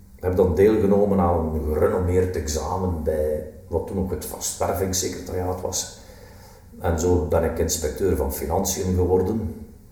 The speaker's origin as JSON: {"language": "Dutch", "region": "West Flanders", "country": "Belgium", "said": "ik ben een West-Vlaming"}